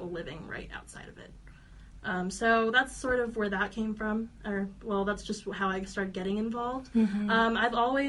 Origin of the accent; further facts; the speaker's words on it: Las Vegas, Nevada, United States; I'm born and raised in Las Vegas.